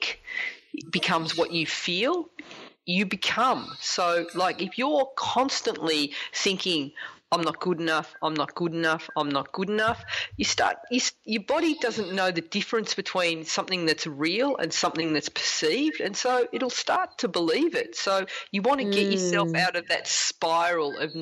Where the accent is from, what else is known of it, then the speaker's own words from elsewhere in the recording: Australia; as an Australian